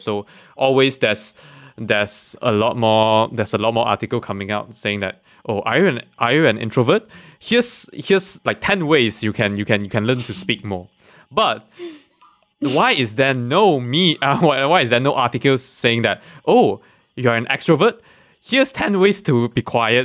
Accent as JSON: {"language": "English", "country": "Malaysia", "said": "being a Malaysian, I'm I'm I'm I'm quite proud to be a Malaysian"}